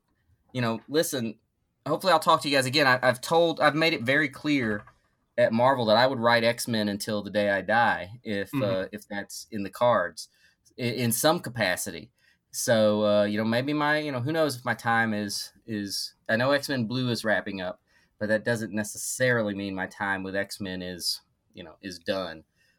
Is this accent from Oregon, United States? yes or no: no; North Carolina, United States; I grew up in North Carolina, and North Carolina barbecue is drastically different than the barbecue here in the Midwest, and drastically superior.